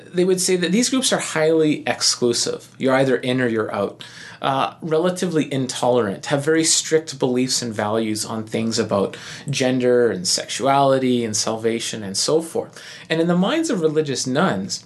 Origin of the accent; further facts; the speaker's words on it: Canada; it's second nature for us as Canadian